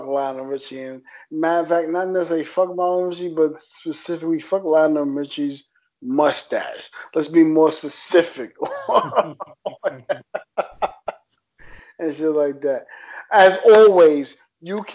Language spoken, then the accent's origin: English; New York City, New York, United States; accent: New York; as a New Yorker, if you can hear my accent, New York